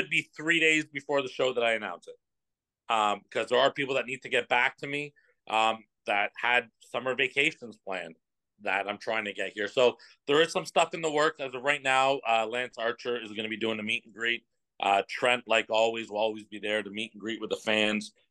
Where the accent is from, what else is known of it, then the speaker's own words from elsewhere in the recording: Oshawa, Ontario, Canada; Oshawa. It's my hometown